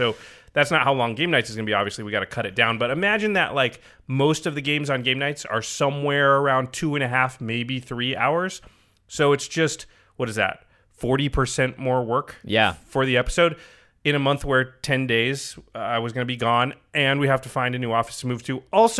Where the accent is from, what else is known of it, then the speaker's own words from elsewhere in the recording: Portland, Oregon, United States; moved away; I grew up in Portland